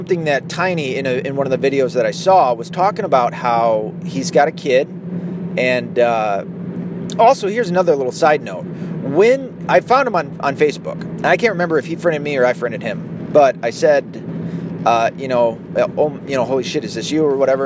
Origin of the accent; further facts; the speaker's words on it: United States; I was raised in the United States, in the Western world